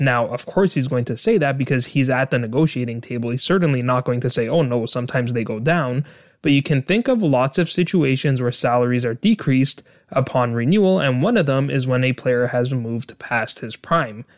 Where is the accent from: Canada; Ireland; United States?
Canada; my home country of Canada